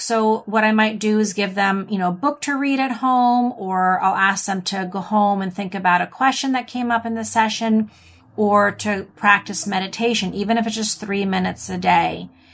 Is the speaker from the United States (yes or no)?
yes; United States; accent: American English; I'm American, or I speak Im, Eng, American English.